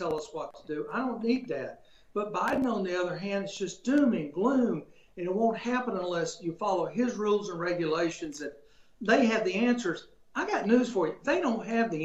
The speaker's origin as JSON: {"language": "English", "region": "Alabama", "country": "United States", "said": "I'm from Alabama"}